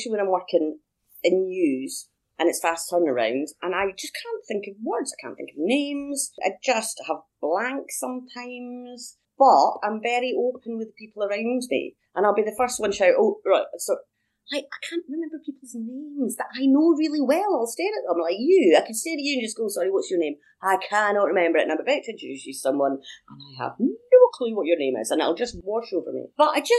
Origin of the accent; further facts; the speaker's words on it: Edinburgh, Scotland, United Kingdom; moved away as an adult; back in my hometown